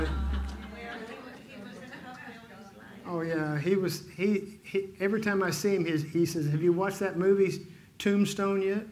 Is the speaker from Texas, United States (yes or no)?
yes; Fort Worth, Texas, United States; now in Dodge City, United States; I was raised in Fort Worth.